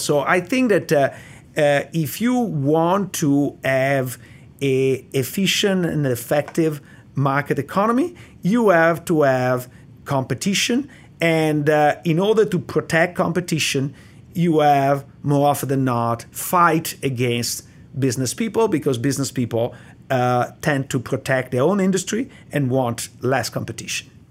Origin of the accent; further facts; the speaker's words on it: Italy; accent: Italian; English is a second language; moved away as an adult; now in United States; I'm Italian, and, uh, the, I grew up in Italy in the seventies